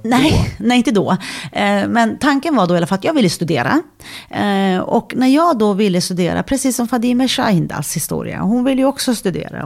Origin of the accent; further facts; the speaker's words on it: Sweden; jag är född och uppvuxen i Sverige